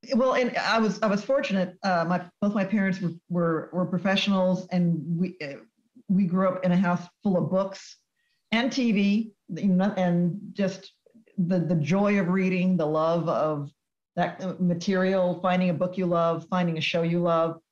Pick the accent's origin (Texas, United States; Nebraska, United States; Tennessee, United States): Texas, United States; I grew up in Texas